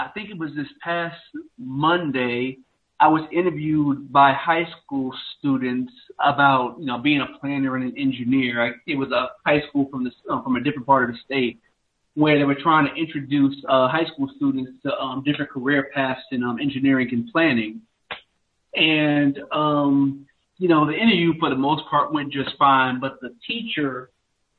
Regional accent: New York City, New York, United States; now in South Carolina, United States; I'm from New York City, which is where I was born and raised, or maybe I should just say I'm from where I currently live right now in South Carolina

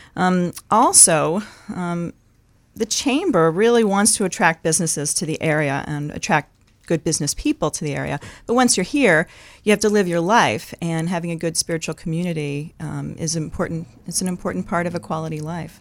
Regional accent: New York City, New York, United States; moved away as an adult; now in Maine, United States; I'm originally from New York City, so I'm from away

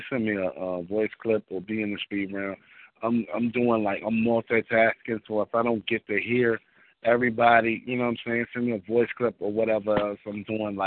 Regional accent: Richmond, Virginia, United States; also born or lived in Washington, D.C.; now in New York, United States; I'm born and raised in Richmond, Virginia, by way of Washington, D.C., and now I live in New York

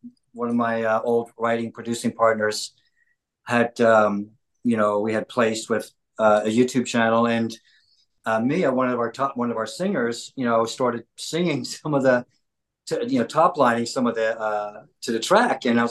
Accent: Philadelphia, Pennsylvania, United States; now in Los Angeles, United States; I'm from Philly. So we got the East Coast thing

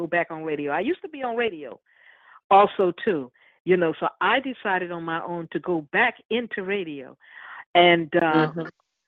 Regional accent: Philadelphia, Pennsylvania, United States; moved away as an adult; also born or lived in Glassboro, New Jersey; I'm originally from Philly

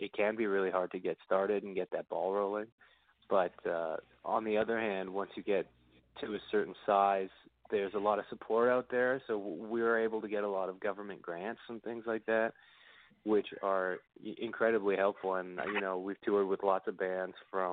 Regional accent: Canada; as a Canadian

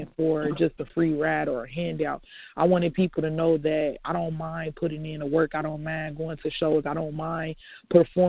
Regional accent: Chicago, Illinois, United States; now in Hammond, United States; I'm calling from Hammond, but I live in Hammond, but I'm from Chicago

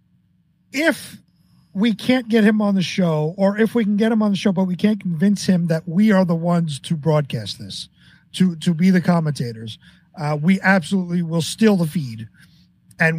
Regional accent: New York, United States; I'm from New York

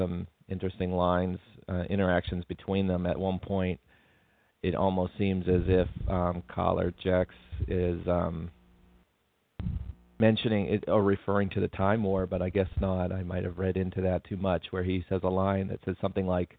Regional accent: United States; as an American

